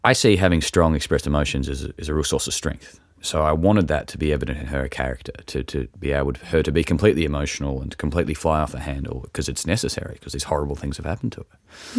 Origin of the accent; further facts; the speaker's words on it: Tasmania, Australia; I grew up in Tasmania and I've lived in different parts of it